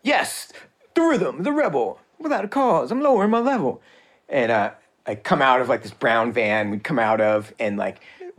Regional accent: New Jersey, United States; moved away; growing up in New Jersey, it was like, yeah, everyone had to go like train to be like a light boxer

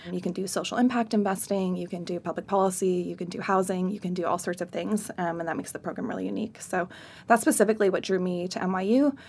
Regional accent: Central New York, United States; moved away; I'm originally from Central New York

